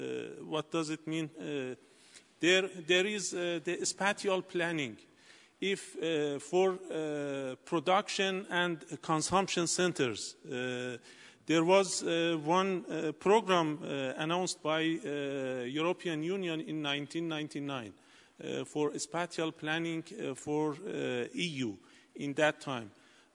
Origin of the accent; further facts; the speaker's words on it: Iran; I am from Iran.